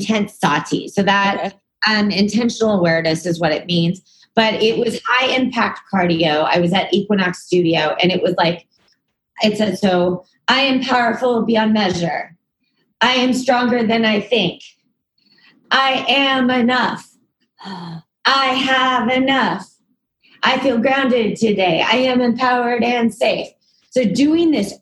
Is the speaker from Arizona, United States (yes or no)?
no; Texas, United States; moved away as an adult; also born or lived in New York; I'm from Texas